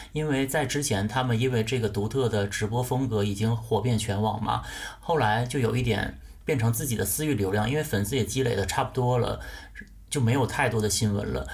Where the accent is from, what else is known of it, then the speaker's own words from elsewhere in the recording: Northeast China, China; 我作为一个东北人